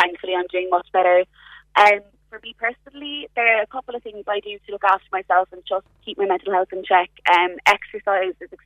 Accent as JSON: {"language": "English", "town": "Kilbrittain", "region": "Munster", "country": "Ireland", "said": "I'm from Kilbritton originally"}